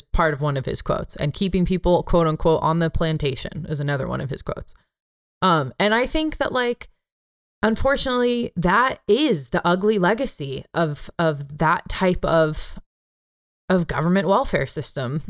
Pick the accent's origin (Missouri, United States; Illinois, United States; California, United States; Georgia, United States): California, United States; San Jose; my hometown of San Jose